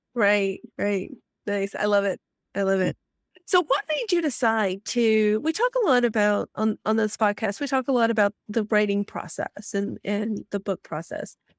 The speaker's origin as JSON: {"language": "English", "region": "Alabama", "country": "United States", "tie": "born or raised there", "said": "I grew up in Alabama"}